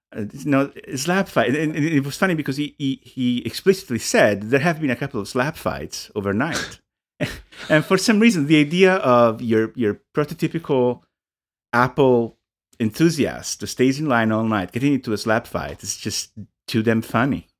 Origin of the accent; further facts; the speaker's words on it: Italy; English is a second language; moved away; I'm from Italy. I grew up in Italy